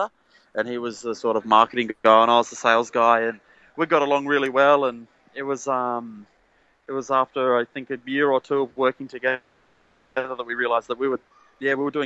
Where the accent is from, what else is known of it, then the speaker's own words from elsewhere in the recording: Sydney, New South Wales, Australia; also born or lived in Lower North Shore, Sydney; I grew up on the Northern Beaches. Now I live on the Lower North Shore, for anyone who knows Sydney very well